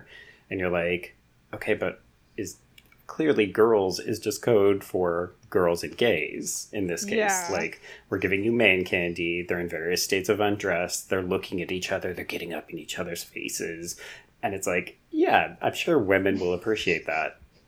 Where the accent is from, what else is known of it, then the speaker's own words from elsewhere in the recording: Canada; I don't know that I want to claim this as a Canadian.